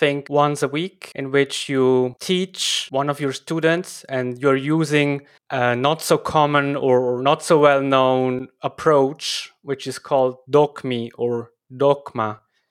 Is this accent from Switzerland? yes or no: yes; Switzerland; English is a second language; I come from Switzerland and I am the host of this show. Actually, I am an English learner